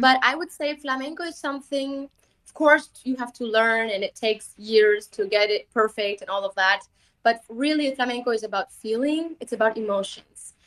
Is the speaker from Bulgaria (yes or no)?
yes; Bulgaria; I'm gypsy from Bulgaria, my mother's from Spain